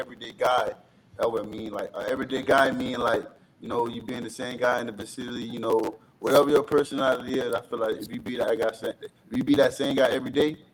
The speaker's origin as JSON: {"language": "English", "town": "Jacksonville", "region": "Florida", "country": "United States", "said": "I'm from Jacksonville, Florida."}